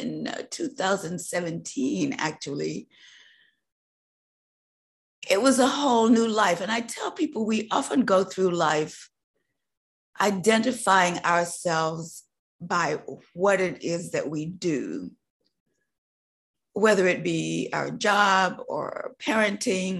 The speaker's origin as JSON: {"language": "English", "region": "North Carolina", "country": "United States", "tie": "born or raised there", "said": "Growing up in North Carolina in a tobacco growing farm, my first job was, I would say, barning tobacco. So I was a country girl"}